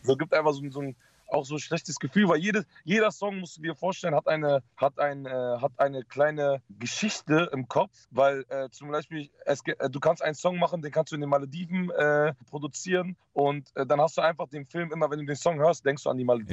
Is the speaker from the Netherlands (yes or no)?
yes; Netherlands; moved away; ich habe Familie in Holland und ich mhm. bin auch zum Teil aufgewachsen in Holland